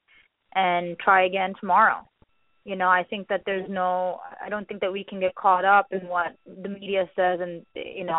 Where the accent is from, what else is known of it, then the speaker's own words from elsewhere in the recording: New York City, New York, United States; also born or lived in India; I grew up in the Bronx